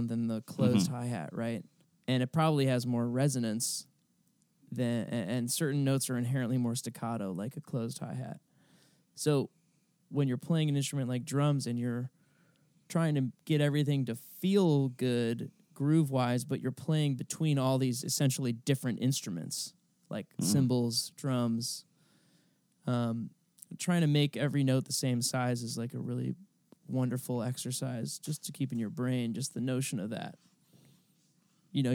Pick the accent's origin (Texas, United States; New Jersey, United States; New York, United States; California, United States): New York, United States; New York City; now in Los Angeles, United States; I grew up in New York and I went to shows at the Garden